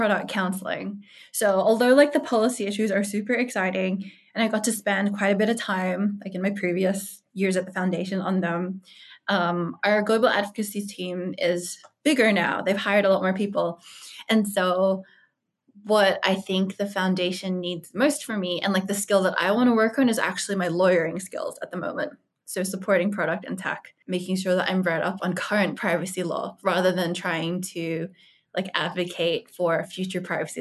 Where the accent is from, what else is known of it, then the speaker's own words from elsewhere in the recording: Australia; also born or lived in United States; I'm Australian.